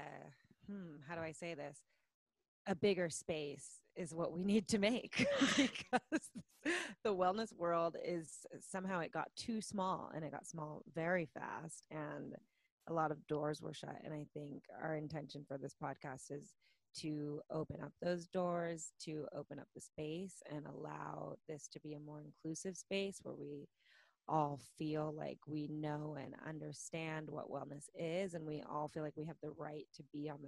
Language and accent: English; Orange County, California, United States; I was born and raised in Orange County